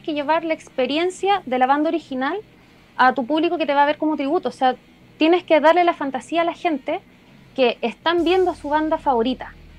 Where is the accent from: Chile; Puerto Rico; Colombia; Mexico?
Chile; en Chile tenemos mucha música